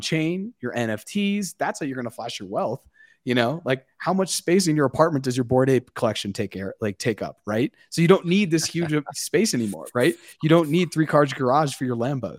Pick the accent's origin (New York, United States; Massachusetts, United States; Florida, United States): Massachusetts, United States; I'm up from Massachusetts